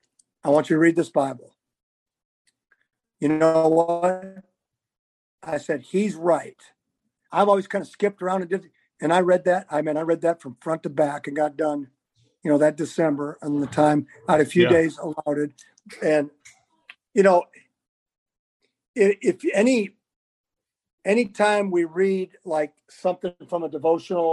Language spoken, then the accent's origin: English; Farmington, Minnesota, United States; I went in my hometown of Farmington, Minnesota